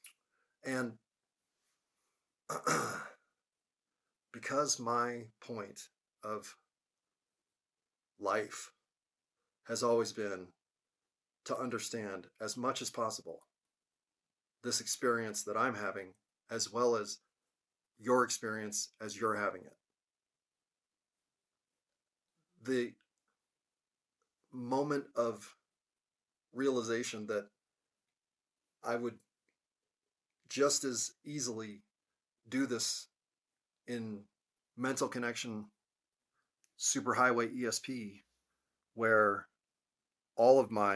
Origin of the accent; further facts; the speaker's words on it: United States; as an American